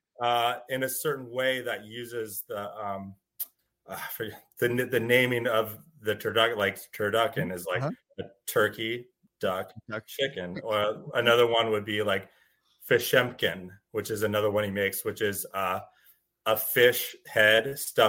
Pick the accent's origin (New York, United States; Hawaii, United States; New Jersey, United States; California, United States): California, United States; Northern California wine country, United States; I grew up in Northern California in the wine country